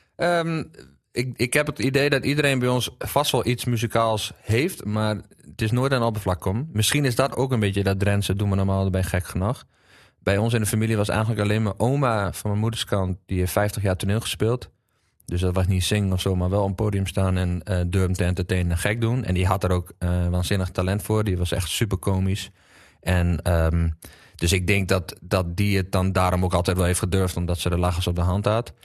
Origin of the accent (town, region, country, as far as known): Drenthe, Netherlands